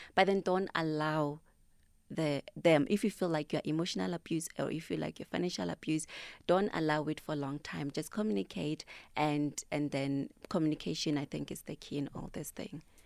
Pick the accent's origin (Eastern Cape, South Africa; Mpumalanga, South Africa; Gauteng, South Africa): Gauteng, South Africa; Thembisa; I'm from Thembisa